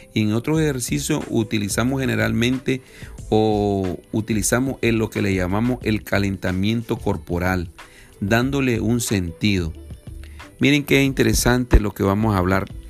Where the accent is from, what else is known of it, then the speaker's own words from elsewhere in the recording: Nicaragua; somos nicaragüenses, por gracia de Dios. Somos de Nicaragua, Centroamérica